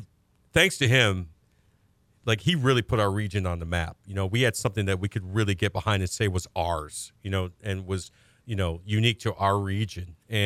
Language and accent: English; Central New York, United States; moved away; Growing up in Central New York, you know, where I'm from, you know, we're about 4 hours away from New York City, 3 hours away from Buffalo. We're kind of nestled in the middle of the key that is New York State.